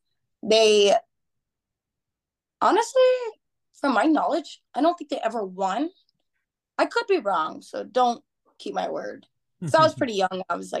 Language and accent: English; Houston, Texas, United States; I'm from Houston, Texas.